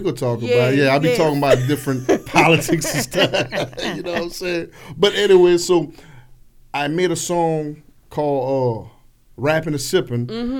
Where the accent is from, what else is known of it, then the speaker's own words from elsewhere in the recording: Lafayette, Louisiana, United States; I'm from Lafayette, right?